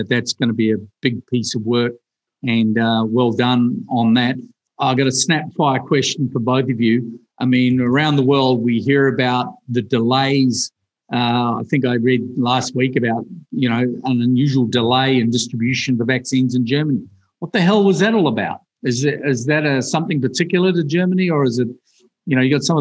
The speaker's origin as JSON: {"language": "English", "country": "New Zealand", "said": "I'm from New Zealand"}